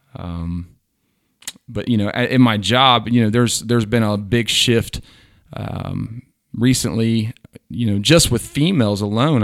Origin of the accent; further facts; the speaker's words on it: Southwest Ohio, United States; I'm from Southwest Ohio with two hundred, uh, students in my class.